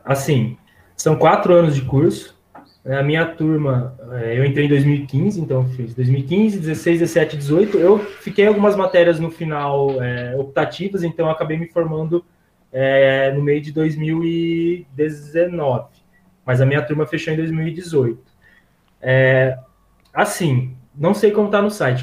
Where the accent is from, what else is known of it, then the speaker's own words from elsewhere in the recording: São Carlos, São Paulo, Brazil; eu sou de São Carlos